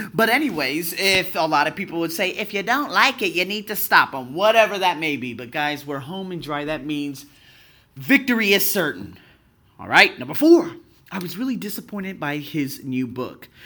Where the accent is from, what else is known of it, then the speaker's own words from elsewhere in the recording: Las Vegas, Nevada, United States; now in Australia; I'm from Las Vegas